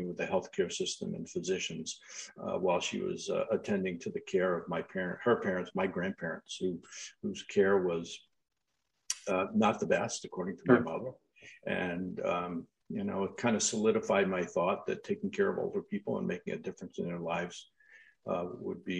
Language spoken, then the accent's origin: English; Long Island, New York, United States; I grew up on Long Island in New York